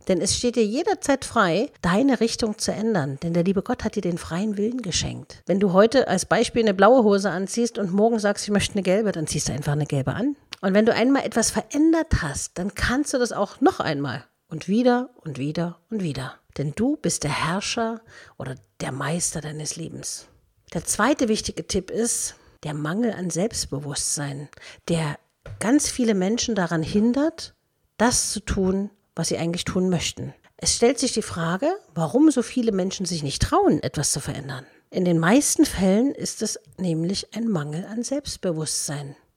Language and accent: German; Dresden, Saxony, Germany; moved away; also born or lived in Berlin; ich wollte aus meiner Heimatstadt Dresden weg.